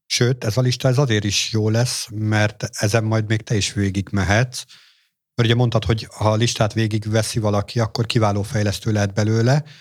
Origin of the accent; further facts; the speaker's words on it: Hungary; tőzsgyökeres magyarként